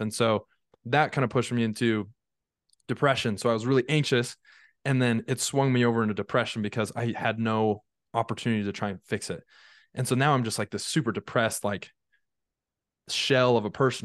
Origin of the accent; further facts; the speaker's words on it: Draper, Utah, United States; also born or lived in St. George, Utah; I grew up in Draper, Utah.